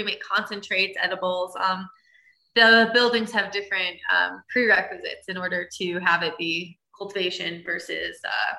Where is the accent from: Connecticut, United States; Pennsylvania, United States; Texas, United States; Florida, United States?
Connecticut, United States; now in Colorado, United States; I'm from Connecticut.